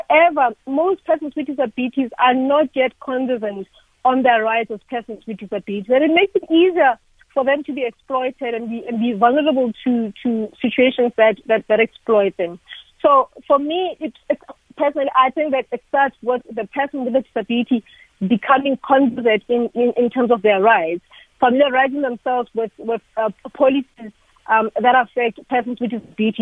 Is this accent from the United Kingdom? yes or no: no; South Africa